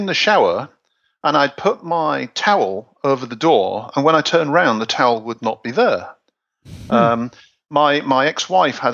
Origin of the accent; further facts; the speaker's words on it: Hull, Yorkshire and the Humber, United Kingdom; I'm from Hull